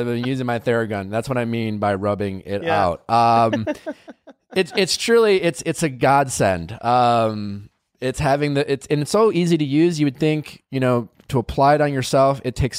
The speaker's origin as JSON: {"language": "English", "region": "Wisconsin", "country": "United States", "said": "You can tell I'm from Wisconsin when I say bags."}